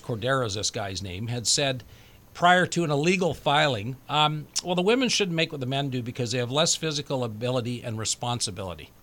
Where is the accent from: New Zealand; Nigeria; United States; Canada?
Canada; as a Canadian